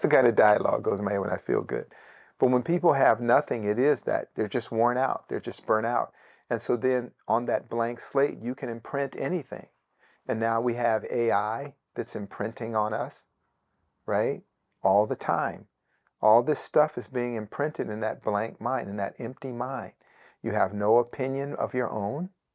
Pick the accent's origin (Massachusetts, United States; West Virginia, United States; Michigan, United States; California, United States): California, United States; Bay Area, Northern; moved away; Parts of the Bay Area, uh, where I grew up in Northern California